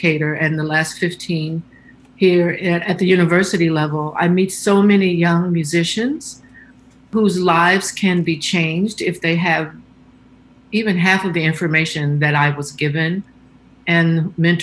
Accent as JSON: {"language": "English", "town": "Chicago", "region": "Illinois", "country": "United States", "tie": "born or raised there", "said": "growing up in Chicago"}